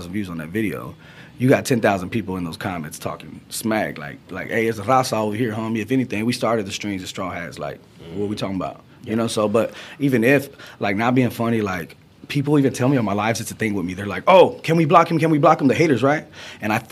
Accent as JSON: {"language": "English", "town": "Fort Worth", "region": "Texas", "country": "United States", "tie": "born or raised there", "said": "growing up in Texas"}